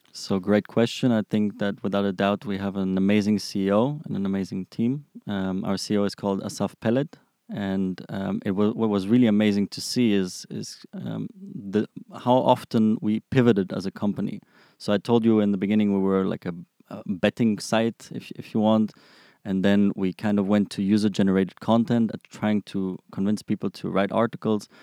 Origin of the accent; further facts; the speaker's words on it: Frankfurt, Hesse, Germany; moved away as an adult; now in Israel; I'm originally from Frankfurt, Germany. I came to Israel about six years ago